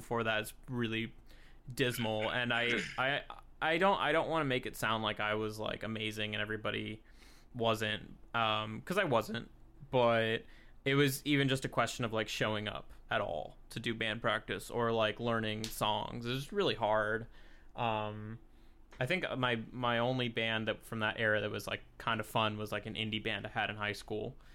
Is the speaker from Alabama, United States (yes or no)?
no; Long Beach, California, United States; I grew up in Long Beach